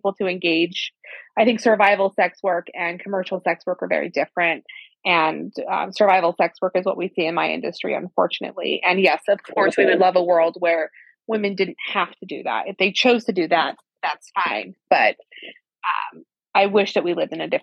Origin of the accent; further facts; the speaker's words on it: Central Valley, California, United States; California, my hometown, in the Central Valley